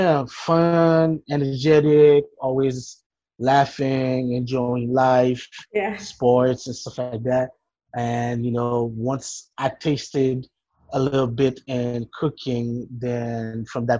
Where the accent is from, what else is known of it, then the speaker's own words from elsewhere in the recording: Port-au-Prince, Ouest, Haiti; English is a second language; moved away; I grew up in Port-au-Prince, Haiti